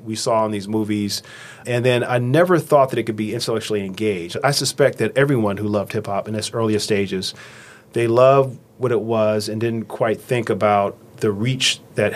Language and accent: English; Los Angeles, California, United States; I grew up in Los Angeles